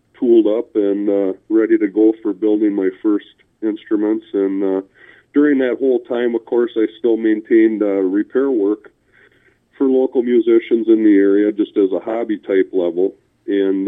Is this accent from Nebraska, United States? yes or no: no; North Fond du Lac, Wisconsin, United States; I grew up in a small rural community of North Fond du Lac, which is north of Fond du Lac.